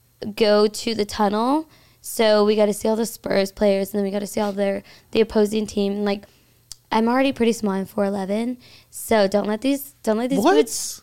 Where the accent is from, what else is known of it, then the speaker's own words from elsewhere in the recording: San Antonio, Texas, United States; I am from San Antonio.